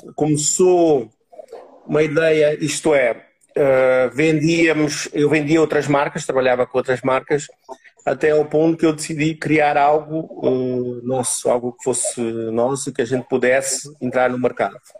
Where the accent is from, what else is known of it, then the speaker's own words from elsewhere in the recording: Portugal; also born or lived in Rio Grande do Sul, Brazil; sou brasileiro, estou aqui já há 31 anos em Portugal, sou gaúcho. Uh, minha infância e minha vida foi praticamente toda aqui